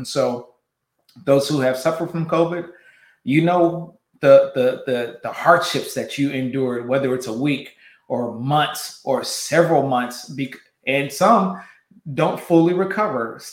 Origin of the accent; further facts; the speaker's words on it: West Coast, United States; I'm from the West Coast